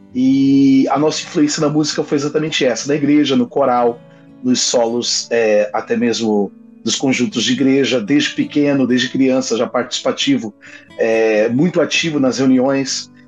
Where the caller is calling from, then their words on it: Itajaí, Santa Catarina, Brazil; Eu falo da cidade de Itajaí, Santa Catarina